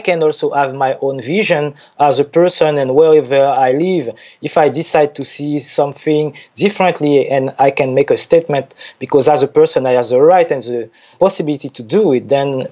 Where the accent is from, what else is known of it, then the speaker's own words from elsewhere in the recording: French Guiana; also born or lived in Paris / Zurich; I was born there in French Guiana